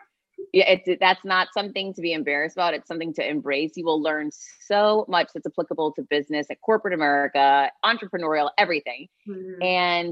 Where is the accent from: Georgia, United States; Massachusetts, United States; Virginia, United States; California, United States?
Massachusetts, United States; Worcester; now in Miami, United States; I'm from Worcester, Massachusetts, originally. Now I live in Miami, Florida